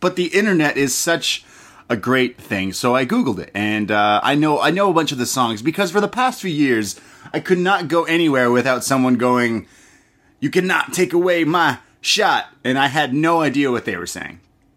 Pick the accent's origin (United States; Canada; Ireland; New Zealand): Canada; I am a Canadian